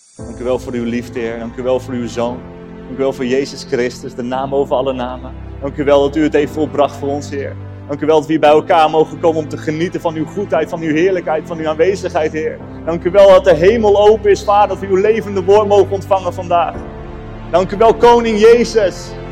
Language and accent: Dutch; Emmen, Drenthe, Netherlands; moved away as an adult; now in Apeldoorn, Netherlands; Ik ben opgegroeid in Emmen